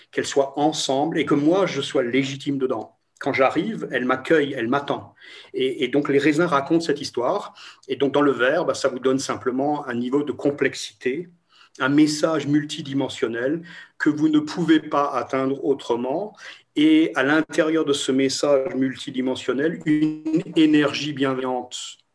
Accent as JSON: {"language": "French", "town": "Toulouse", "region": "Occitania", "country": "France", "said": "Je ne sais pas le prononcer parce que Grünspiel, c'est imprononçable pour, pour moi, je suis de Toulouse."}